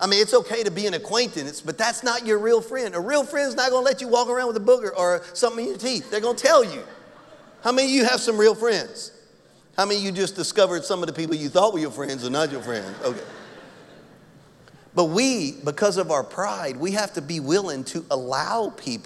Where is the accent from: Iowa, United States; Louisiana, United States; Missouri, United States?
Louisiana, United States; I'm from Louisiana.